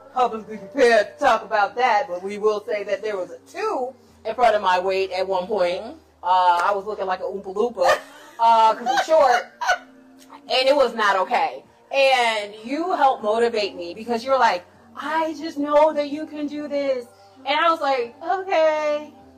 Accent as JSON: {"language": "English", "town": "Chicago", "region": "Illinois", "country": "United States", "moved": "yes", "lives_now": "Washington, D.C., United States", "said": "I'm a Chicagoan"}